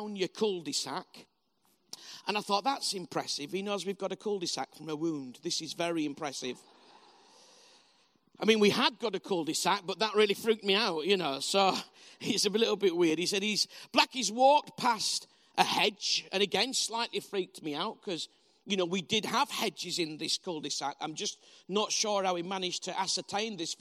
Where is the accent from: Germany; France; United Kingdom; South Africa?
United Kingdom; Bradford, Yorkshire and the Humber; also born or lived in Huddersfield; I'm from Bradford originally, spelled B-R-A-T-F-O-R-D. And in Bradford, which is how we pronounce it